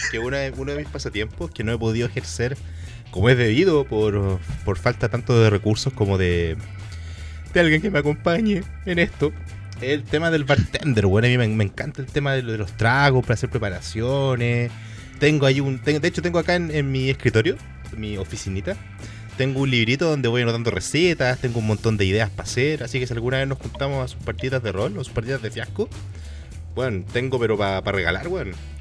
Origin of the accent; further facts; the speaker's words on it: Chile; also born or lived in Santiago, Chile; yo soy de fuera de Chile, soy de fuera de Santiago.